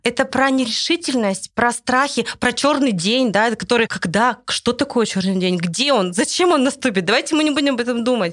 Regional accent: Russia

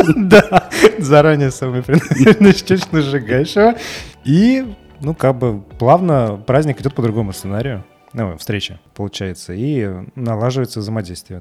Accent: Samara, Samara Oblast, Russia; now in Serbia; я из Самары

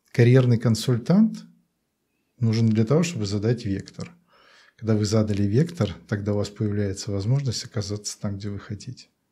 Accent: Belarus; я как все белорусы

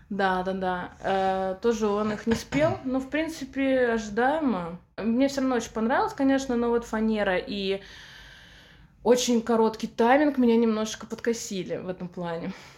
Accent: Samara, Samara Oblast, Russia; в Самаре, в моем родном городе

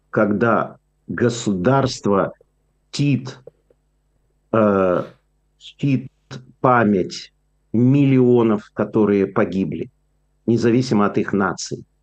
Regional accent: Ukraine; moved away; я уехал из Украины, потому что советская Украина это была самым антисемитским, э, самой антисемитской республикой, которую только можно было представить.

